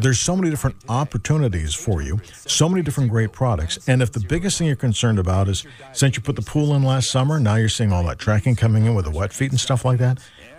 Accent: St. Albans, Vermont, United States; born or raised there; moved away

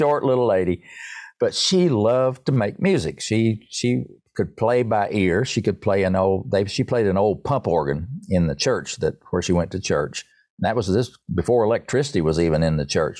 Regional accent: Erwin, Tennessee, United States; I grew up in Irwin, Tennessee, E R W I N, Tennessee, near Johnson City

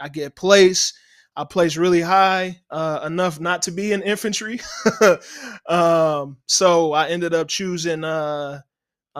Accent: Chicago, Illinois, United States; also born or lived in Florida; now in Philadelphia, United States; I was born in Chicago, and I actually born in Chicago, moved to Florida 2003

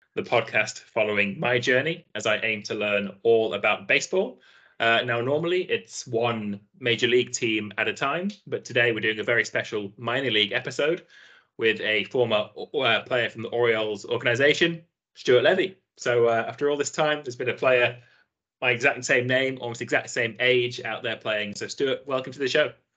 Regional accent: Nottingham, East Midlands, United Kingdom; also born or lived in Aberdeen, Scotland; I grew up in uh, in in Nottingham, uh, down in England

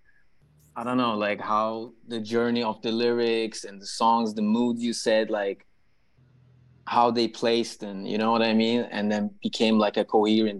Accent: Istanbul, Turkey; moved away as an adult; also born or lived in Winnipeg, Canada / Montreal, Canada; I'm from Istanbul, Turkey.

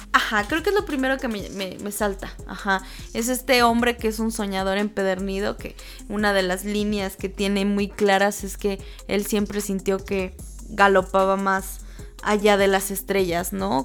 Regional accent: Mexico; somos mexicanos

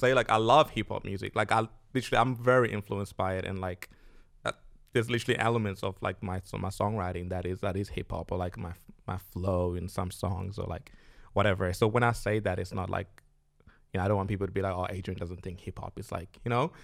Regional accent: Zimbabwe; now in Australia; I'm from Zimbabwe

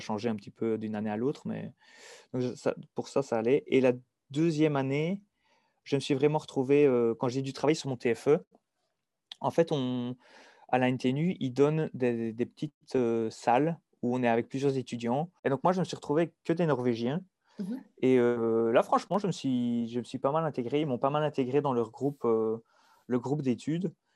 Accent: Dinant, Wallonia, Belgium; accent: Belgian; moved away as an adult; also born or lived in Liège / Norway; je suis belge. Donc, je viens plus précisément de Dinan

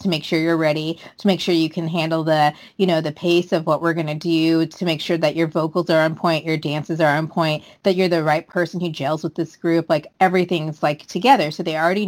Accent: United States; I know I'm American. I know I'm coming from my American point of view.

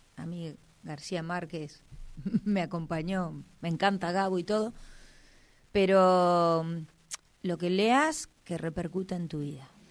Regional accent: Neuquén, Argentina; nací acá, nací en el Hospital Castro Rendón

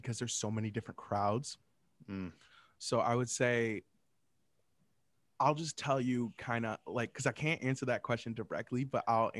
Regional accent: Michigan, United States; I mean, I know I'm from Michigan, but, like, still, like

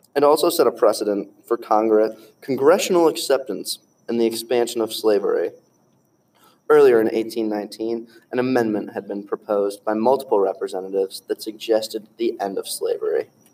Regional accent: Missouri, United States; that is my home state.

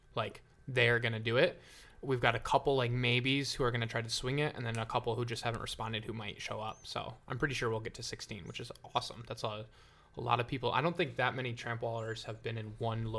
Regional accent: Michigan, United States; now in Joshua Tree, United States; I'm from Michigan, but I'm living in Joshua Tree right now.

